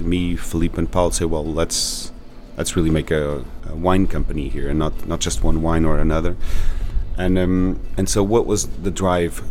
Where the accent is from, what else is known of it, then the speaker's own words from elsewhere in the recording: São Miguel, Azores, Portugal; I'm from San Miguel